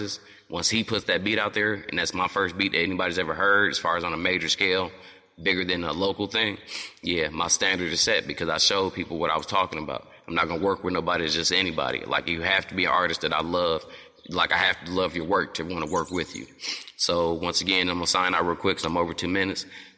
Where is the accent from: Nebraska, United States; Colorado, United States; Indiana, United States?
Indiana, United States; South Bend; I'm from South Bend, Indiana.